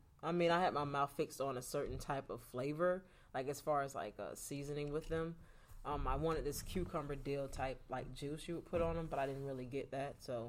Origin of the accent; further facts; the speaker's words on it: Florida, United States; now in Atlanta, United States; I'm from Florida.